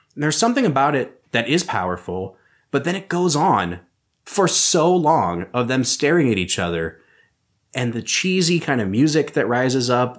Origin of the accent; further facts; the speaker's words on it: Northeast Ohio, United States; we grew up in Northeast Ohio